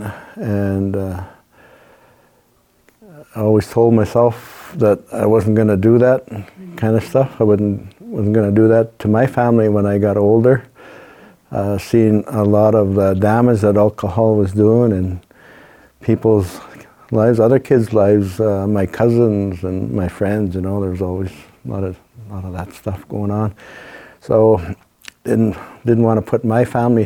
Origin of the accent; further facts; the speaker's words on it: Moosonee, Ontario, Canada; We're both from Moosonee, Ontario.